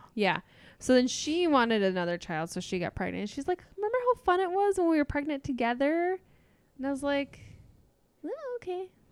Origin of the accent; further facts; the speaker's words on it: half an hour from Saint Cloud, Minnesota, United States; my hometown was a half an hour from Saint Cloud.